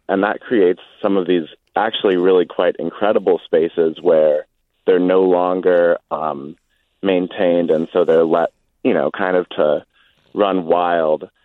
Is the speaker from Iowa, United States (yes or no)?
no; Saint Paul, Minnesota, United States; I'm calling in from just outside Moorhead, but I grew up in Saint Paul